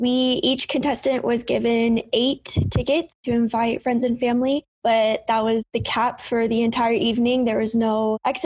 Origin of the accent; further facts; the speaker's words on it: Southern California, United States; moved away as an adult; now in Logan, United States; I grew up in Southern California, so they don't come up to Utah very often and don't really have any other family here for them to come see.